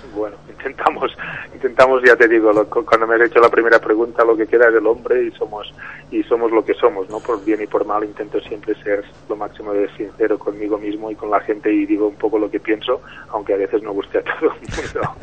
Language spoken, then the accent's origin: Spanish; Spain